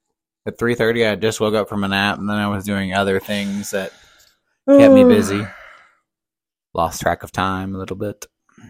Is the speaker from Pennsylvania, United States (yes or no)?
no; South Carolina, United States; moved away; I grew up in South Carolina, obviously, for part of my life.